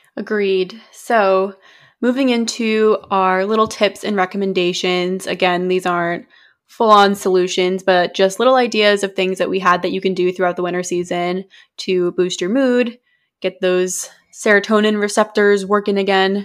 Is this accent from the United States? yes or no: yes; New England, United States; we're from New England